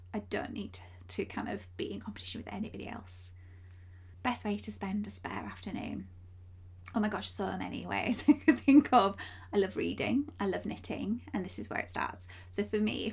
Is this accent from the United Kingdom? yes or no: yes; Yorkshire and the Humber, United Kingdom; I come from Yorkshire. You probably can hear it in my accent